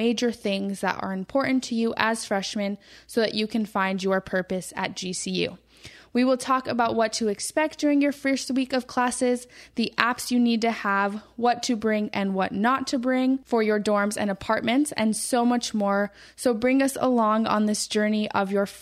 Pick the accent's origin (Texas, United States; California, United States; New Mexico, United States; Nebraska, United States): New Mexico, United States; Albuquerque; moved away; I'm from Albuquerque, New Mexico, and I am the oldest of three kids